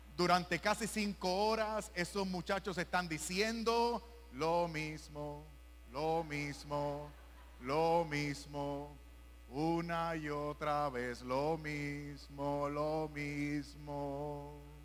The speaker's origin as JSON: {"language": "Spanish", "country": "Puerto Rico", "said": "en Puerto Rico, mi país"}